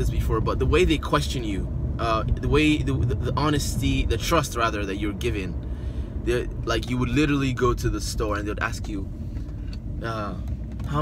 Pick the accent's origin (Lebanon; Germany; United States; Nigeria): Nigeria; accent: Nigerian; now in Canada; I'm originally from Nigeria